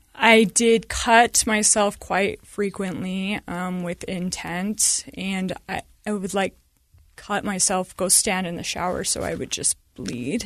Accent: Sandy, Utah, United States; I grew up in Sandy and we had a stay at home mom

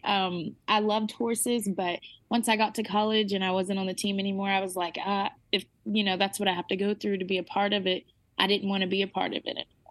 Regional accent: Arkansas, United States; I'm from Arkansas.

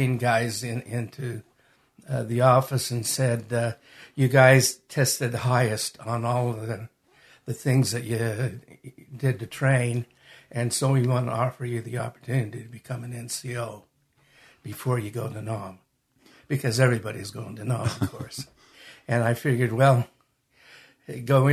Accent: Magna, Utah, United States; also born or lived in Salt Lake City, Utah / Hunter, Utah; I was born in Salt Lake. Raised in Magna and lived most of my adult life in Hunter. So I'm from this area

